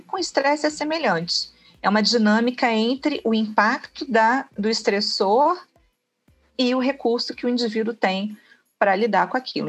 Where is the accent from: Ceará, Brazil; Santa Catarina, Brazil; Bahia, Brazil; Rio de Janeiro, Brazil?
Rio de Janeiro, Brazil; now in Niterói, Brazil; Nasci no Rio, né? No Rio de Janeiro, na capital. Rodei um pouquinho, né? O estado e vim parar aqui em Niterói.